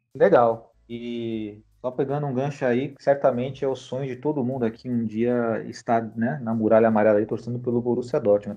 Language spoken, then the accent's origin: Portuguese; Brazil; os brasileiros não temos, né, tanta familiaridade com a língua alemã